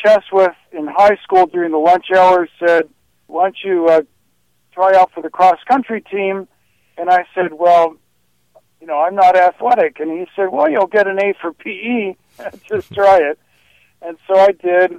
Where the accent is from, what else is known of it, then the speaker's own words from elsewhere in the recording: Los Gatos, California, United States; I grew up in Las Gatos, California.